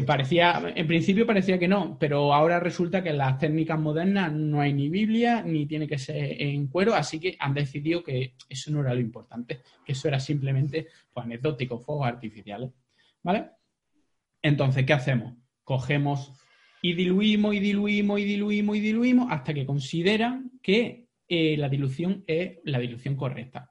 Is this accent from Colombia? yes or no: no; Jaén, Andalusia, Spain; soy muy de secano, soy de Jaén